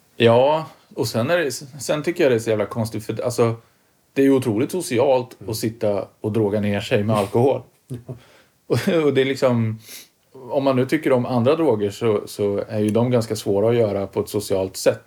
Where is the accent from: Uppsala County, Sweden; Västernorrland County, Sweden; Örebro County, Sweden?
Örebro County, Sweden; Karlskoga; från Karlskoga och där var det ju nedlusat med syntare